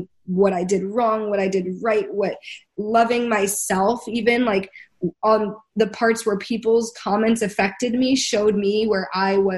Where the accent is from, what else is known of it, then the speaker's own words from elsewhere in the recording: United States; we're all from America